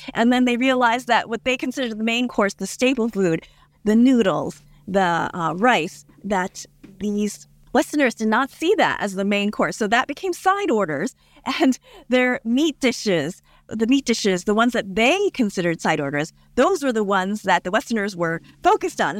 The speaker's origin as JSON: {"language": "English", "country": "United States", "tie": "born or raised there", "said": "my parents are from Taiwan. Um, I was born here in the United States"}